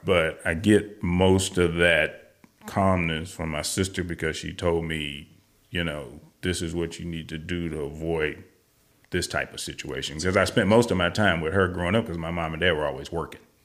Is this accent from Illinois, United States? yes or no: no; St. Louis, Missouri, United States; moved away as an adult; also born or lived in Colorado / California; now in Texas, United States; Originally, I am from Saint Louis, Missouri, born and raised, uh, back in nineteen sixty-five. And I lived there until I was in my early thirties